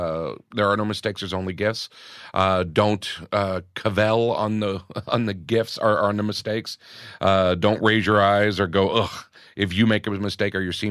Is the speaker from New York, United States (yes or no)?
yes; New York, United States; also born or lived in Los Angeles, United States; Growing up, comedy-wise, growing up in New York and in L.A. as well, we're very cynical as comedians.